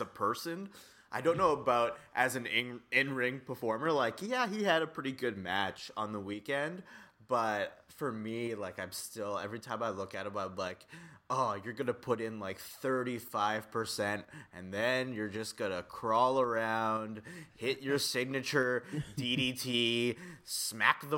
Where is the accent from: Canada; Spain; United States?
Canada; Coaldale, Alberta; moved away as an adult; now in Toronto, Canada; go back to Coaldale, Alberta, where I'm from